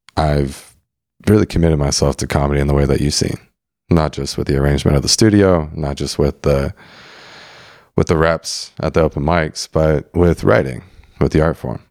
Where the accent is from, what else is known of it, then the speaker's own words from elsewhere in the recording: San Diego, California, United States; growing up in San Diego